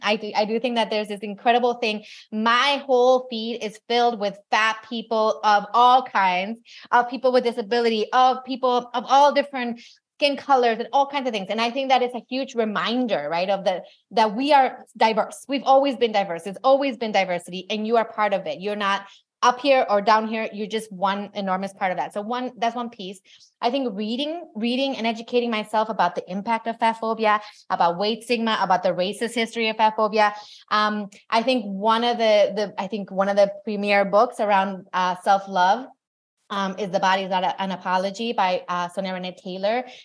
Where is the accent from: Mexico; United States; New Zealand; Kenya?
Mexico; I grew up in Mexico, but my mom's American